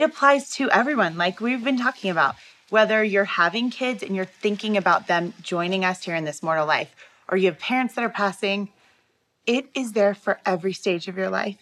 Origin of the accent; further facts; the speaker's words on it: Taiwan; I am from Taiwan